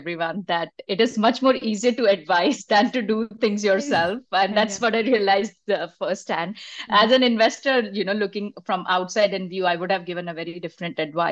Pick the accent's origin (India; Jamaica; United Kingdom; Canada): India; moved away as an adult; now in Bay Area, United States; I am originally from India, and that's where my schooling and my adult years have been there